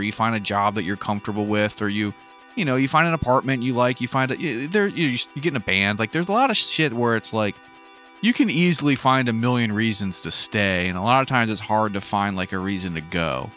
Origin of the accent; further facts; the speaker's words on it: Hagerstown, Maryland, United States; moved away as an adult; also born or lived in Olympia, Washington; a fucking middle-class kid from Hagerstown, Maryland